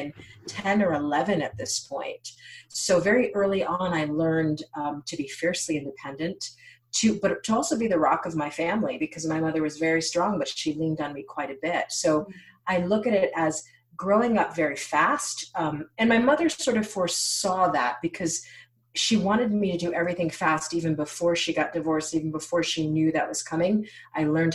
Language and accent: English; United States; it has been a gift to be born an American. Both of my parents were born in Haiti, born and raised in Haiti